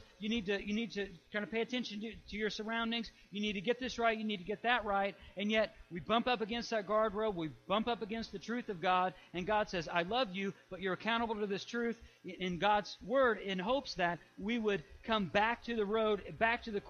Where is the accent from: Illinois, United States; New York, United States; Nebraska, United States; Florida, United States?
Illinois, United States; I grew up in Illinois